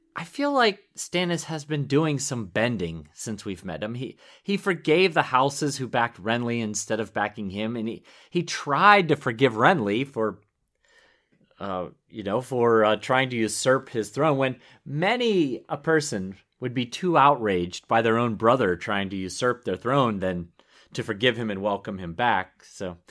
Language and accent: English; Pittsburgh, Pennsylvania, United States; I grew up in the Steel City of Pittsburgh, Pennsylvania